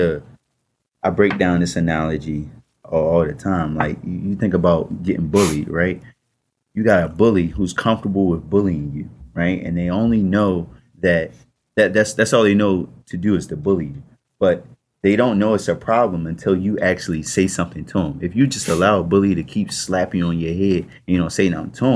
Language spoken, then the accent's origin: English; Baltimore, Maryland, United States; I grew up in Baltimore